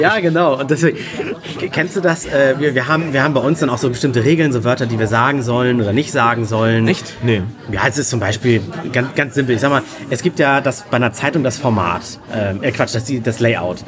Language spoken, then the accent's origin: German; Hamburg, Germany; Das ist hier in Hamburg Bei uns im Norden, wo wir alle herkommen